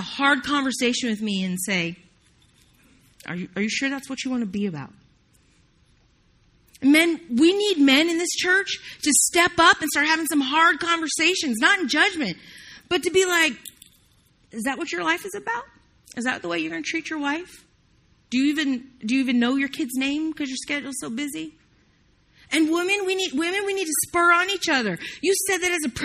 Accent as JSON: {"language": "English", "region": "the South", "country": "United States", "said": "I'm from the South, can't get it out"}